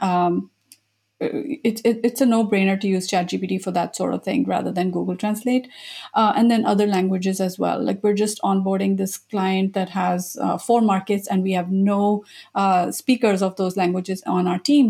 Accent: India; moved away as an adult; also born or lived in Japan; I was born in India

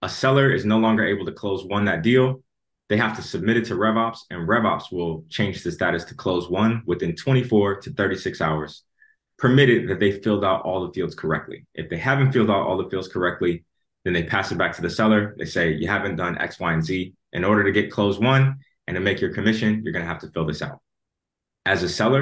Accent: Chicago, Illinois, United States; moved away as an adult; also born or lived in Atlanta; now in London, United Kingdom; I was born and raised in Chicago

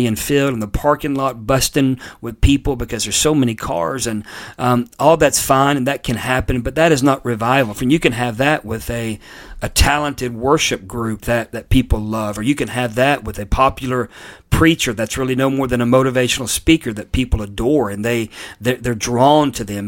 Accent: Pensacola, Florida, United States; now in North Carolina, United States; Pensacola, which, by the way, is my hometown. I was born there.

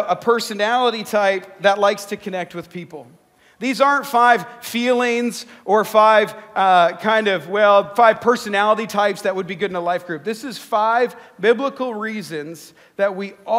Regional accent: Canada; I'm Canadian

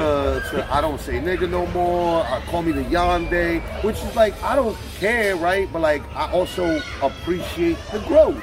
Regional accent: New York, United States; We New Yorkers.

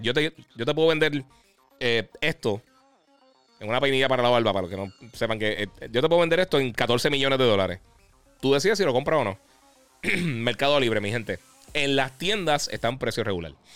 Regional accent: Puerto Rico; nosotros somos eh, territorio americano, el US, Puerto Rico es territorio americano

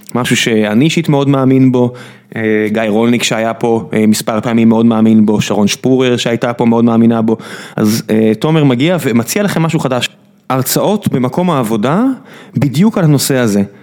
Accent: Israel; אני ישראלי

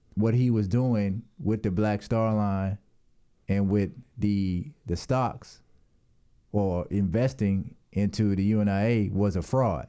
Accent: United States; I'm from the United States

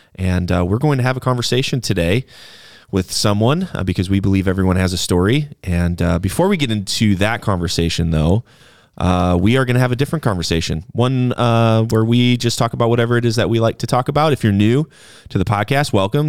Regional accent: Wisconsin, United States; moved away; I grew up in Wisconsin

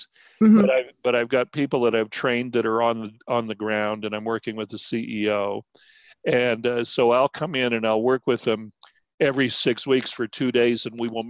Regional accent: Albuquerque, New Mexico, United States; also born or lived in Texas / Navajo and Hopi villages; we moved to Albuquerque to go to school

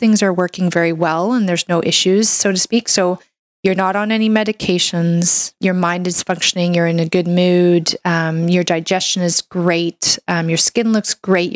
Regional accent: Canada; I'm a Canadian medical doctor

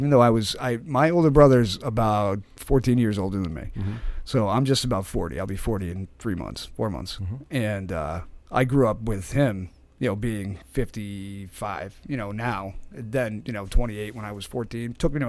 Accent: East Haven, Connecticut, United States; I am born and raised in East Haven.

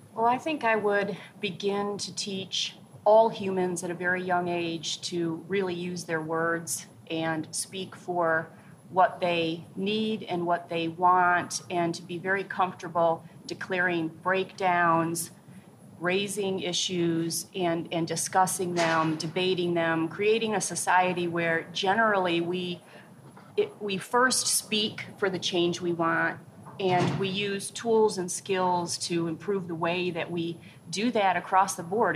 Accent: Pontiac, Michigan, United States; I grew up right outside of Pontiac, Michigan

